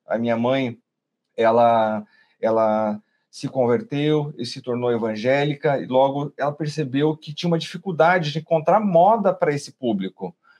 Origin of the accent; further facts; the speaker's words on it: Curitiba, Paraná, Brazil; nós somos nascidos aqui de Curitiba